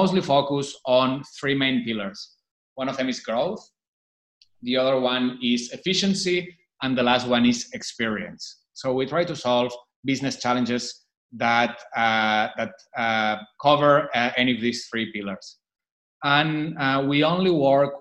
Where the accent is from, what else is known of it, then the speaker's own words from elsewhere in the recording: Barcelona, Catalonia, Spain; moved away as an adult; now in Shanghai, China; I was born and raised in Barcelona, but I've been living in Shanghai since 2008